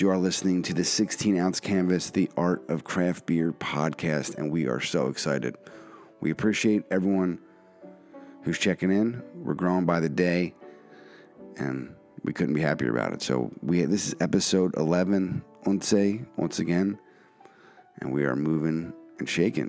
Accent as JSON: {"language": "English", "town": "Philadelphia", "region": "Pennsylvania", "country": "United States", "tie": "born or raised there", "said": "my hometown of Philadelphia"}